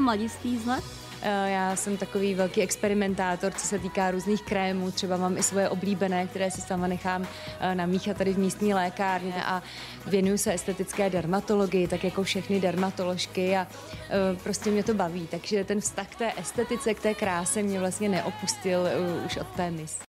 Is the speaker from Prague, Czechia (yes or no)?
yes; Prague, Czechia; also born or lived in Berlin, Germany; jsme oba Pražáci